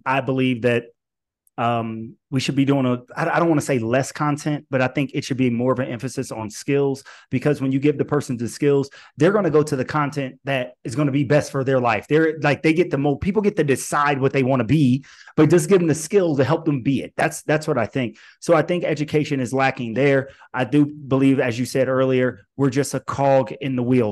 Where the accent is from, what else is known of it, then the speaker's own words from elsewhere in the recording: Alton, Illinois, United States; born and raised in the Midwest. I myself am from, am from Alton, Illinois